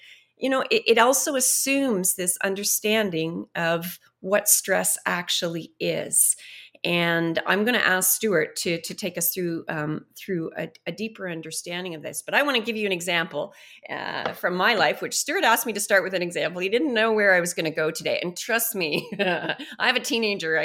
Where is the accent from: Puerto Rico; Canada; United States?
Canada; as Canadians